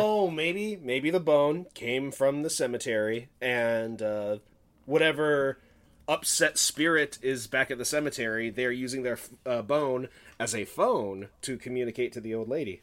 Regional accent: Lake Stevens, Washington, United States; I have lived in my hometown of Lake Stevens for a good portion of my life

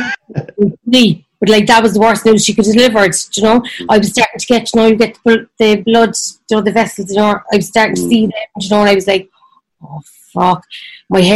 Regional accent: Ireland; I'm Irish

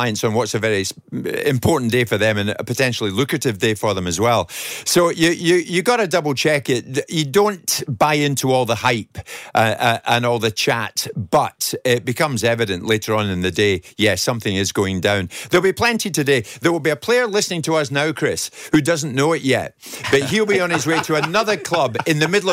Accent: Glasgow, Scotland, United Kingdom; I'm from Glasgow.

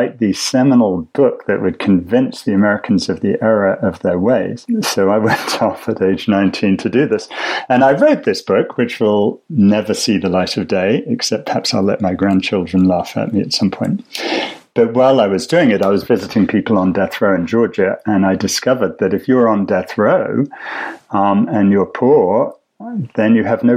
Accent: England, United Kingdom; as an English public schoolboy

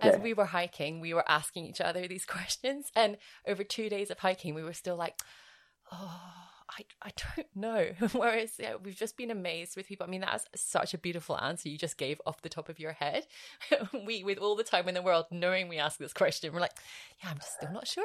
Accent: United Kingdom

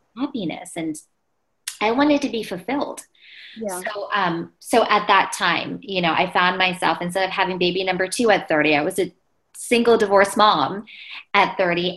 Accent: Pennsylvania, United States; where I grew up, I was born in Pennsylvania, it was 98% Caucasian.

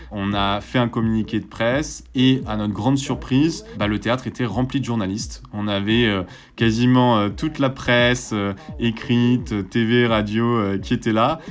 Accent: Marseille, Provence-Alpes-Côte d'Azur, France; j'ai grandi à, à Marseille

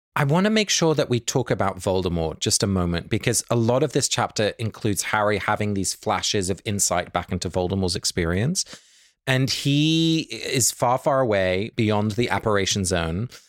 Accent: England, United Kingdom; both my parents are Dutch, but I was born and raised in England

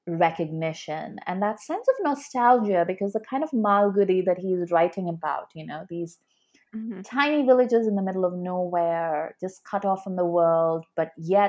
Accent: South India, India; I'm South Indian

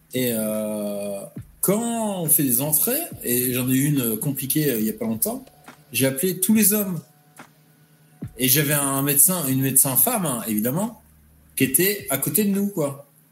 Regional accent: Normandy, France; moved away; Je suis un Normand

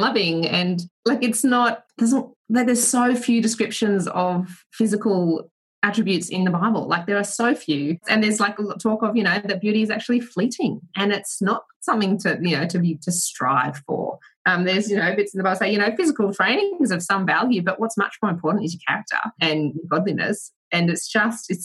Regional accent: Australia; growing up in Australia and having my parents, like, I'm one of five kids

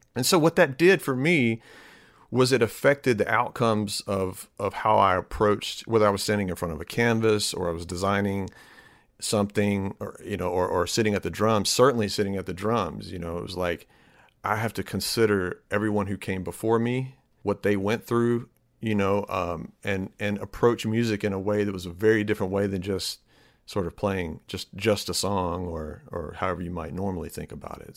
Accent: Starkville, Mississippi, United States; moved away as an adult; now in Jacksonville, Alabama, United States; I grew up in Starkville

